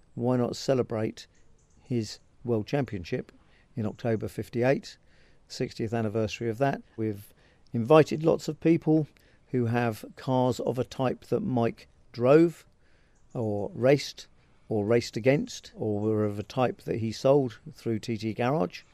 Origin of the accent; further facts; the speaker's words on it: Farnborough, South East England, United Kingdom; I was born and brought up in Farnborough, which is just down the road